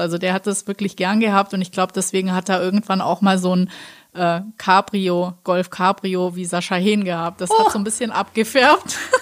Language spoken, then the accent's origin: German; Black Forest, Baden-Württemberg, Germany; komme ich ja aus dem Schwarzwald